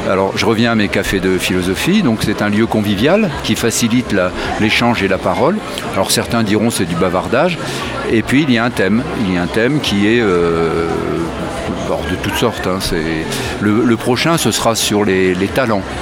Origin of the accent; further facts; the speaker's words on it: Grand Est, France; Je viens de Champagne, oui